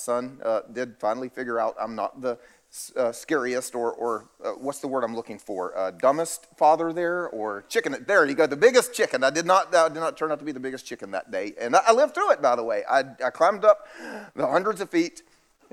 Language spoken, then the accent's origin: English; South Carolina, United States; I'm from South Carolina